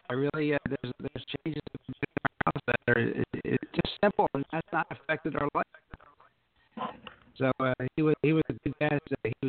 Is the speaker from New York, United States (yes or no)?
no; Pennsylvania, United States; now in Bonita Springs, United States; I came from, you know, north. I came from Pennsylvania. Now I live in a community, Bonita Springs, Florida